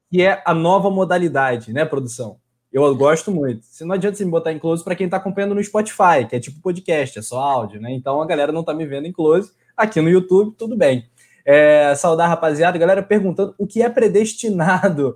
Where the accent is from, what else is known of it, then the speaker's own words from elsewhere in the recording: Rio de Janeiro, Brazil; accent: carioca, sotaque puxado; a gente tem o sotaque puxado, né? Não basta ter sotaque carioca, tem aquele sotaque puxado